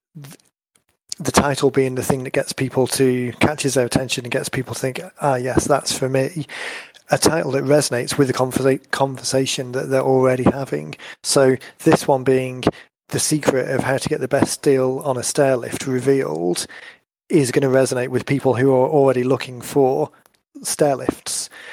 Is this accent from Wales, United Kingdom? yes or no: yes; North Wales, United Kingdom; where I grew up in in North Wales